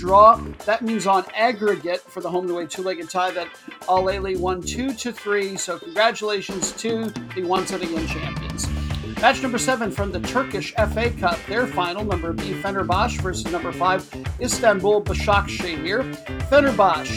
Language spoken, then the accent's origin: English; United States; I'm American